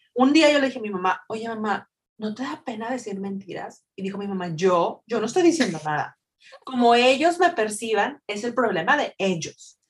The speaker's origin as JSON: {"language": "Spanish", "country": "Mexico", "tie": "born or raised there", "moved": "yes", "said": "cuando éramos niños en México"}